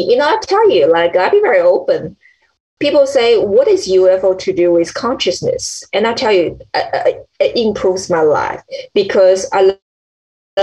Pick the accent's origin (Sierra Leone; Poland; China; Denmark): China; I was born in China